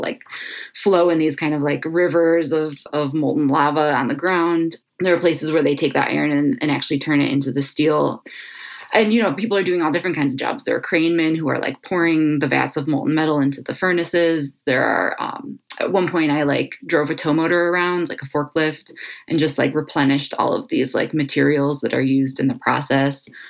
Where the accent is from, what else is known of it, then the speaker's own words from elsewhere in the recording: Cleveland, Ohio, United States; I was born and raised here in Cleveland, Ohio, lifelong Clevelander